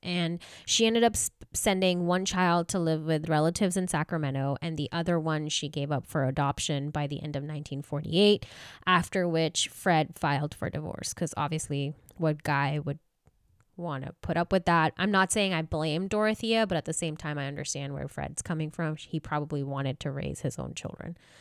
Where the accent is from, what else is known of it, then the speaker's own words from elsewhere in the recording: India; now in Southern California, United States; I know I've told you guys that I'm from India